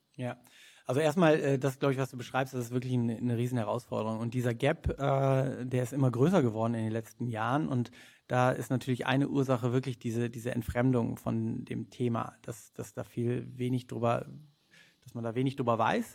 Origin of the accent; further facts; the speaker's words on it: Rhineland, Germany; ursprünglich aus dem Rheinland, wie du schon gesagt hast, äh, auf einem Bauernhof groß geworden